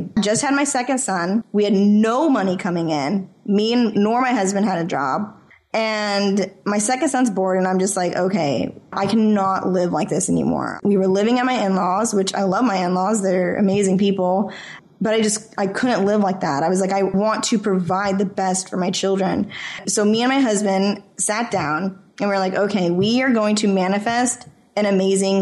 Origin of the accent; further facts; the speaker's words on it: Idaho, United States; moved away; also born or lived in California; I'm born and raised in Idaho.